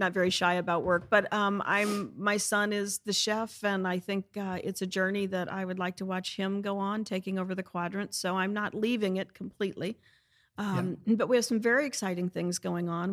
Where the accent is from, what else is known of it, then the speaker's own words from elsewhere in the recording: St. Louis, Missouri, United States; now in Easton, United States; I'm from St. Louis, Missouri